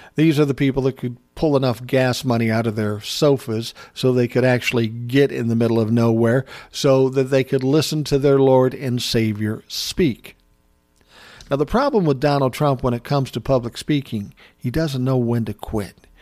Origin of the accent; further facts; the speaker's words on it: United States; as an American in this country